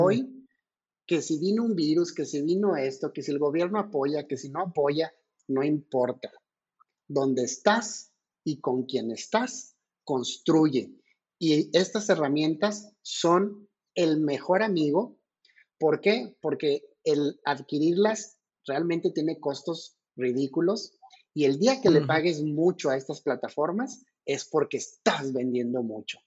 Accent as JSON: {"language": "Spanish", "country": "Mexico", "said": "como mexicano"}